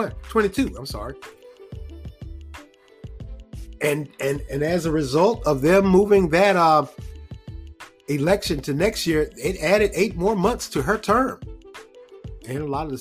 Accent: Raleigh, North Carolina, United States; the city of Raleigh, the capital city of North Carolina, my hometown

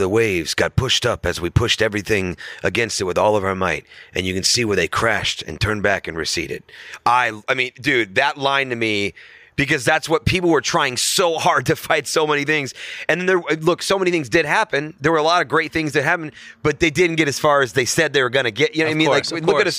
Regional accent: St. Louis, Missouri, United States; St. Louis, Missouri.

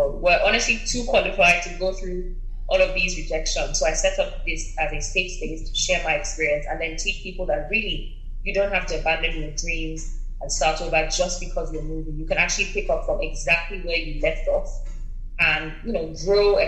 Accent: Nigeria; now in United Kingdom; Nigeria, my home country

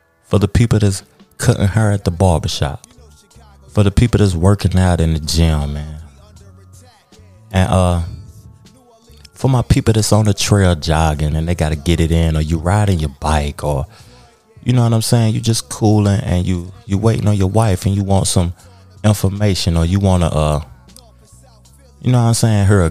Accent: Knoxville, Tennessee, United States; I'm from Knoxville, Tennessee.

